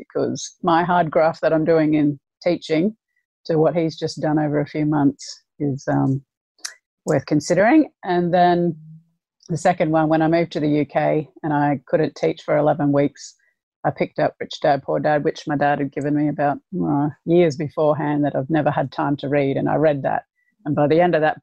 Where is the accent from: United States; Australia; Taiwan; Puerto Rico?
Australia; Brisbane, Queensland; moved away as an adult; now in Lancashire, United Kingdom; I'm from Brisbane and the weather's perfect pretty much year round.